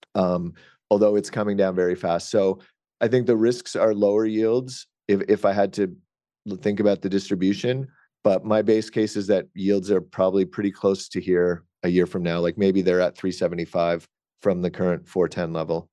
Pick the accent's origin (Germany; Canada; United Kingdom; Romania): Canada; I'm Canadian